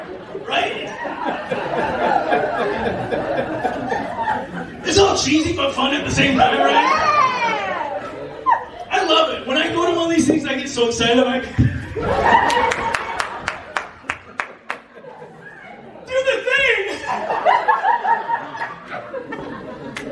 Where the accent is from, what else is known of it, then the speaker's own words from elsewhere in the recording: South Dakota, United States; I grew up in South Dakota